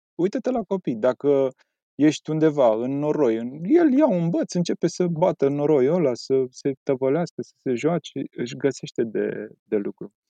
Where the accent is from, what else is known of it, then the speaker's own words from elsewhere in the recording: Pietroasele, Buzău County, Romania; now in Bucharest, Romania; la noi în sat